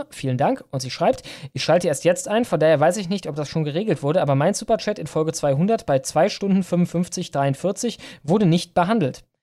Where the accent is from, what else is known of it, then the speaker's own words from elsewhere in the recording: Wernigerode, Saxony-Anhalt, Germany; born there; In meiner Geburtsstadt Wernigerode gibt es die erste Ampel mit Hexe und Teufel in Anlehnung an den, den Hexentanzplatz im Harz.